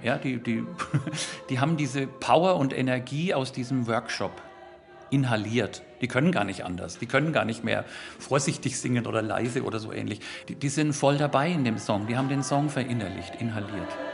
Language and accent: German; Germany; first language German; das ist einfach meine Muttersprache